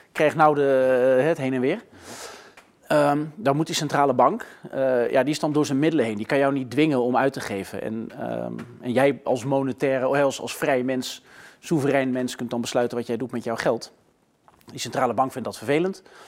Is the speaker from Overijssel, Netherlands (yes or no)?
no; Gelderland, Netherlands; moved away; ik ben in Gelderland geboren. Dus wel op platteland. Dus ik ben eigenlijk een zoon van het platteland